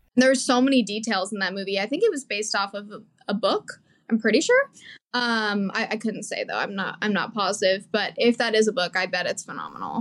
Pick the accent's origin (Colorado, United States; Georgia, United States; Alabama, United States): Colorado, United States; moved away; I grew up always doing theater, and I I'm from Colorado originally